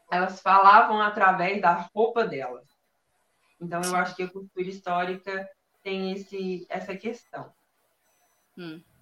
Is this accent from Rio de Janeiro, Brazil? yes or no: no; Minas Gerais, Brazil; Eu sou de Minas Do... Gerais.